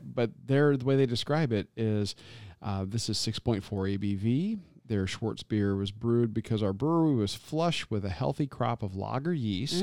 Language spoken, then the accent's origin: English; Tampa, Florida, United States; being born and raised in Tampa